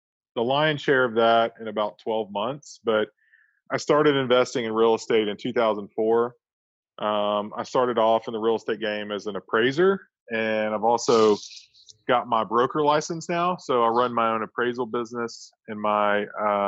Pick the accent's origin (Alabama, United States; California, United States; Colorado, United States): Alabama, United States; Florence; now in Huntsville, United States; I grew up in Florence, Alabama